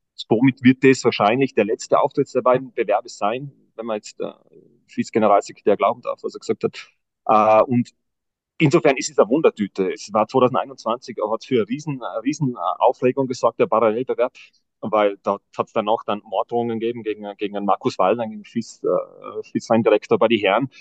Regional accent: Tyrol, Austria; bei uns in Tirol

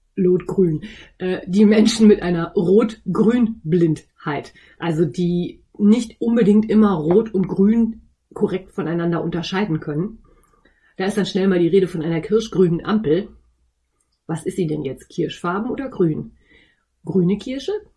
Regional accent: North Rhine-Westphalia, Germany; accent: East Westphalian; ich komme aus Ostwestfalen. Und ein G in Ostwestfalen wird ganz schnell mal zum CH

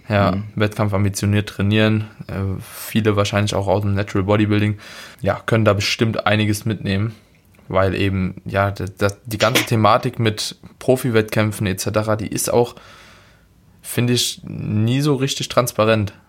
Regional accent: Germany; wir als Deutsche

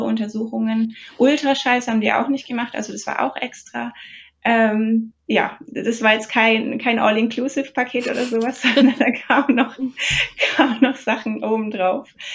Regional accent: Germany; now in New Jersey, United States; Wir als, als Deutsche

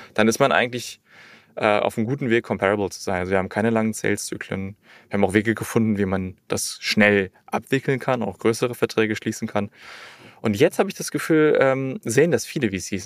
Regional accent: Berlin, Germany; Ich bin in Berlin groß geworden

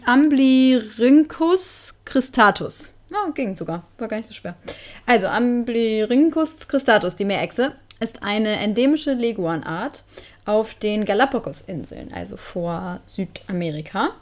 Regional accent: Northern Germany, Germany; moved away; Wir kommen ja beide aus dem Norden

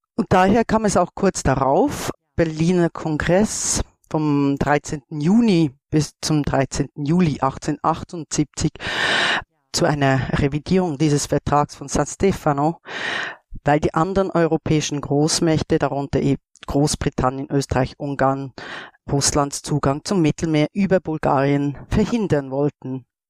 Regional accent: Switzerland; ich komme aus der Schweiz.

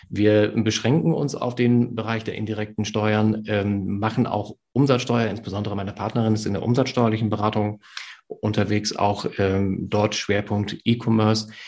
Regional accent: Lower Saxony, Germany; Friese, ich, äh, ich trinke ausschließlich nahezu Tee

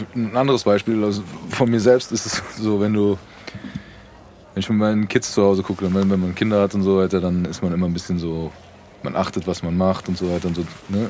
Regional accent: Frankfurt, Hesse, Germany; du bist in Frankfurt und du wachst, wächst so auf

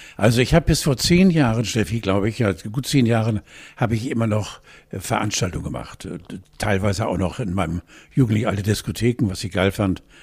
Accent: West Germany, Germany; also born or lived in Hamburg; wir Westis

